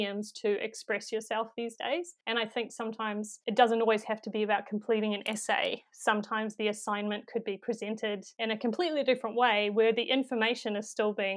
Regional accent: New Zealand; accent: New Zealand; If I could narrate it in my own accent

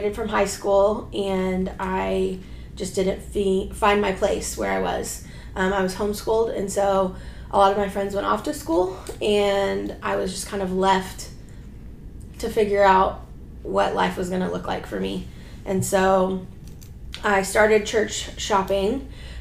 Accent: Houston, Texas, United States; I was born and raised in Houston. Been here my whole life

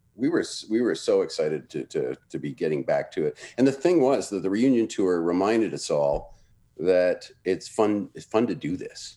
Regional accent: Toronto, Ontario, Canada; moved away as an adult; also born or lived in Vancouver / Montreal; I grew up in Toronto

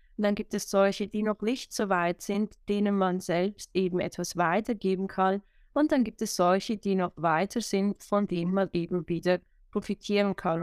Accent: Switzerland; Wo ich herkomme, hört man wahrscheinlich, sobald ich mehr als drei Worte sage. Ich bin aus der schönen Schweiz

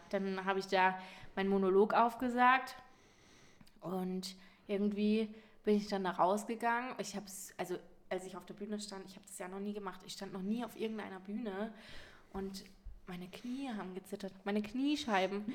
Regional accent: Munich, Bavaria, Germany; mich so als Münchner Madel verkauft habe

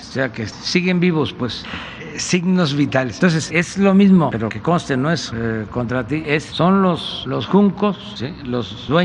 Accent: Veracruz, Mexico; tú Enrique, que eres de Tabasco, yo soy de Veracruz

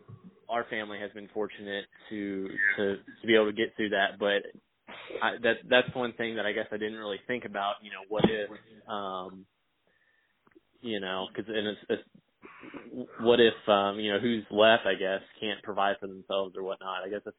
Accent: Virginia, United States; now in Missouri, United States; I'm originally from Virginia, but I live in Missouri now.

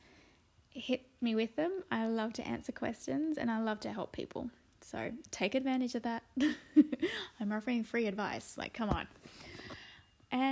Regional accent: Sydney, New South Wales, Australia; also born or lived in Blue Mountains; I'm from Sydney, Australia, and I live in a beautiful spot in the Blue Mountains overlooking the city

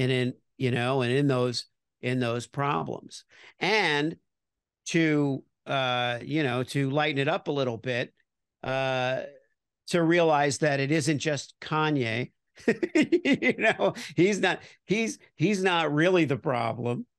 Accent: Miami Beach, Florida, United States; I grew up in Miami Beach

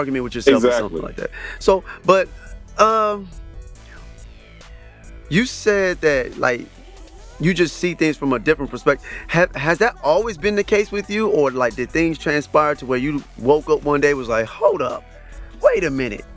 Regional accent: Saginaw, Michigan, United States; I'm actually from Saginaw

